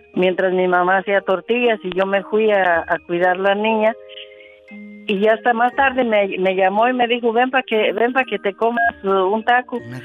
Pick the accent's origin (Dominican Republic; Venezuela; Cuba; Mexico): Mexico; La Soledad, municipality of Chavinda, Michoacán; Yo crecí en la Soledad